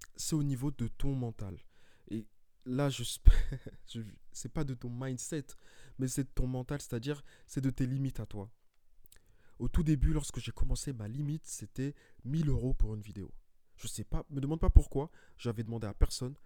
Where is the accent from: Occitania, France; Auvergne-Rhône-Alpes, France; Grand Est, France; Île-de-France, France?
Île-de-France, France; Paris; je suis de Paris.